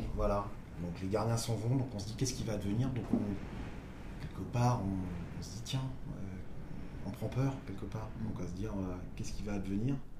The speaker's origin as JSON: {"language": "French", "area": "Côtes-d'Armor", "region": "Brittany", "country": "France", "tie": "born or raised there", "moved": "yes", "said": "je viens des Côtes d'Armor, donc au bord de la mer"}